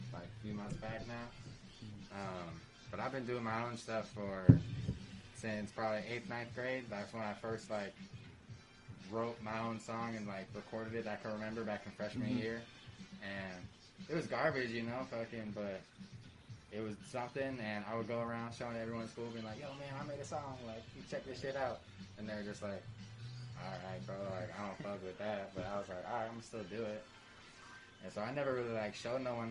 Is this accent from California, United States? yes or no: yes; San Diego, California, United States; also born or lived in Australia / England; as long as I can remember, I've lived in San Diego